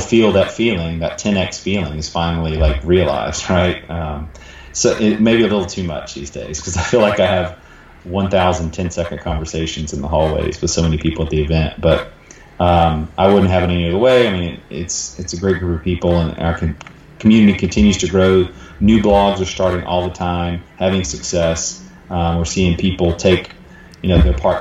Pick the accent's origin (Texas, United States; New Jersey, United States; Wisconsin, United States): Texas, United States; Dallas; in Dallas, my hometown here in Dallas